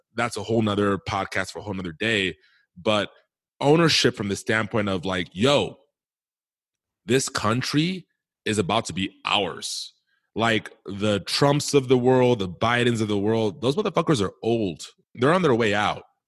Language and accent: English; Milwaukee, Wisconsin, United States; growing up in Milwaukee, Wisconsin